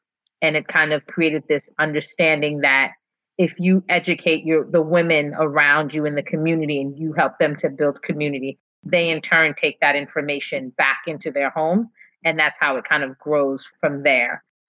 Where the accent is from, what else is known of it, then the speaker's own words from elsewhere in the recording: New York City, New York, United States; also born or lived in Ghana; now in New Jersey, United States; But I'm originally from Brooklyn, by way of Ghana.